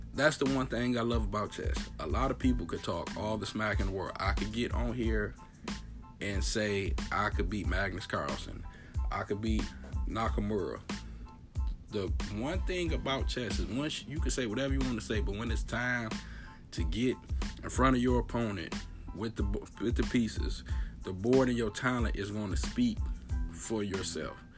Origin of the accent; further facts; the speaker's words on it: Detroit, Michigan, United States; I'm from Detroit, Michigan.